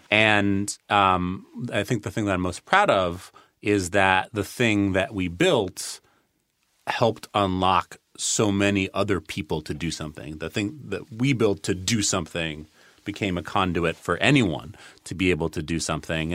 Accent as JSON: {"language": "English", "town": "New York City", "region": "New York", "country": "United States", "tie": "born or raised there", "also_born_or_lived": "Boston", "moved": "as an adult", "said": "I grew up on the Upper West Side of Manhattan"}